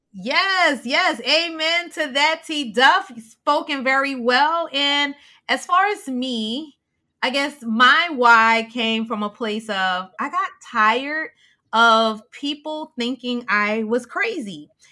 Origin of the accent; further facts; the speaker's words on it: the South, United States; I'm from South